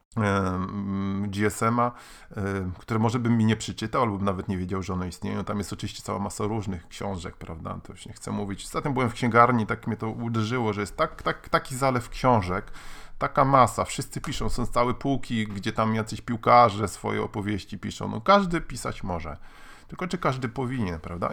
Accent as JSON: {"language": "Polish", "town": "Gdańsk", "region": "Pomeranian Voivodeship", "country": "Poland", "said": "jestem z Gdańska"}